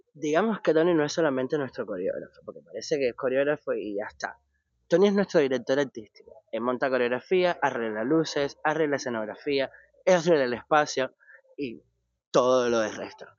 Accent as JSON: {"language": "Spanish", "country": "Cuba", "tie": "born or raised there", "moved": "yes", "said": "soy cubano"}